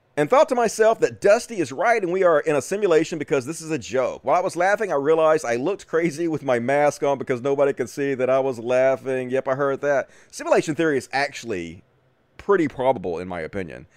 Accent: Greenwood, Mississippi, United States; accent: thick Southern; moved away; I'm from Greenwood, Mississippi, originally, which is the Delta.

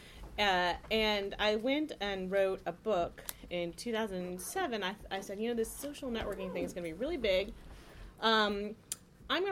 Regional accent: Palo Alto, California, United States; moved away as an adult; also born or lived in Washington, D.C.; I grew up in Silicon Valley in Palo Alto.

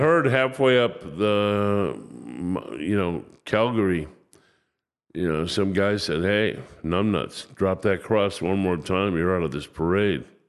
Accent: Chicago, Illinois, United States

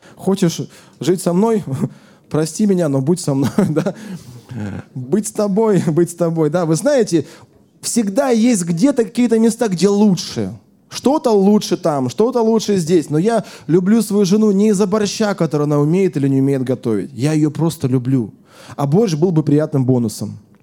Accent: Siberia, Russia; moved away as an adult; now in Moscow, Russia; когда я э, жил еще в Сибири, я сам из Сибири

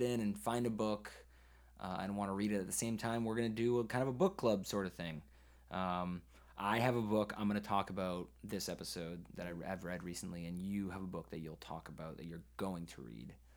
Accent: Maine, United States; I'm from Maine

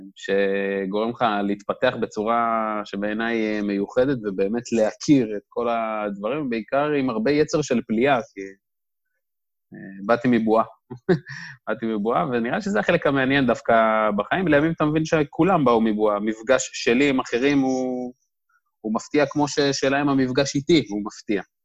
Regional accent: Dimona, Southern District, Israel; moved away as an adult; now in Tel Aviv, Israel; במקור אני מדימונה. אה, גדלתי, חונכתי שם

